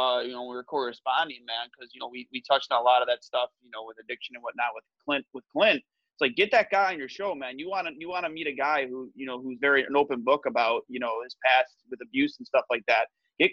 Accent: Canada; We're Canadian.

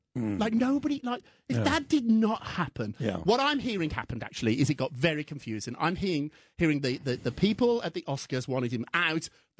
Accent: United Kingdom; moved away; When I was growing up in Britain, it was tough

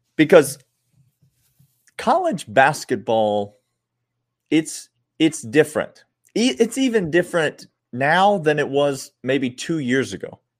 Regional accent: Nashville, Tennessee, United States; my hometown of Nashville

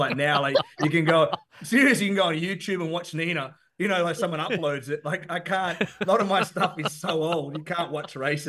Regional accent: Perth, Western Australia, Australia; I grew up in Perth, kind of a bit different

